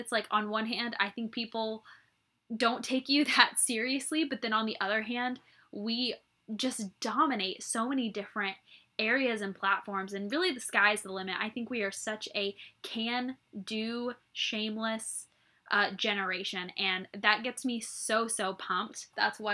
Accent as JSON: {"language": "English", "region": "Midwest", "country": "United States", "tie": "born or raised there", "also_born_or_lived": "West Coast / Redding, California", "moved": "as an adult", "said": "I grew up in the Midwest"}